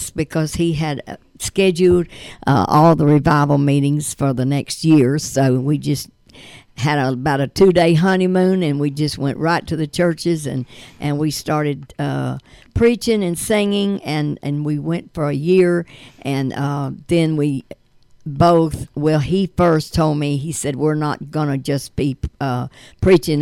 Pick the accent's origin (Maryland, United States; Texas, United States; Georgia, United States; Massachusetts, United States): Georgia, United States; Lavonia; I'm from Livonia, Georgia